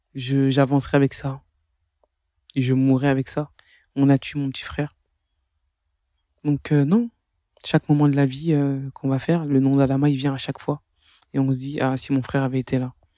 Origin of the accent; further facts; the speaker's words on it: France; que j'ai grandi en France, que je suis française